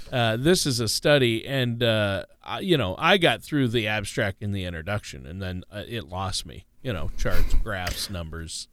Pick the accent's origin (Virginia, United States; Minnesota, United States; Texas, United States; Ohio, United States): Minnesota, United States; my home state of Minnesota